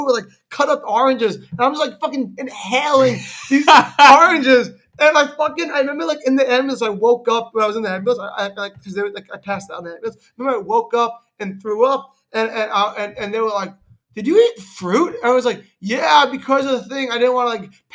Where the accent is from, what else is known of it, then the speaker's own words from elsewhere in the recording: Stamford, Connecticut, United States; Stamford, Connecticut, in my hometown